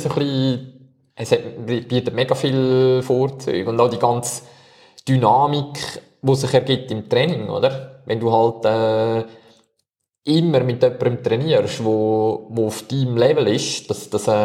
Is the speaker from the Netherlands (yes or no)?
no; Switzerland; Aber jetzt als Schweizer wäre es eigentlich schon begrüßenswert